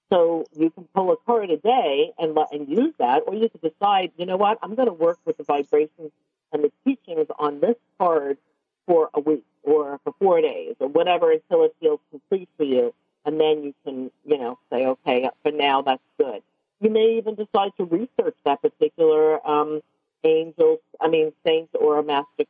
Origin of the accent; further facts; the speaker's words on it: New York City, New York, United States; I'm from Brooklyn